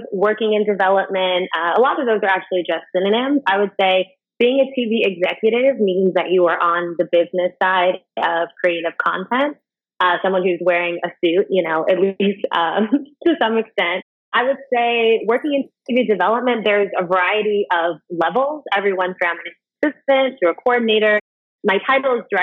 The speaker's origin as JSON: {"language": "English", "town": "Cincinnati", "region": "Ohio", "country": "United States", "tie": "born or raised there", "also_born_or_lived": "Inglewood, California / New York", "moved": "yes", "lives_now": "Los Angeles, United States", "said": "My parents met in Cincinnati, Ohio, and that's where they raised the kids. So I'm from Ohio"}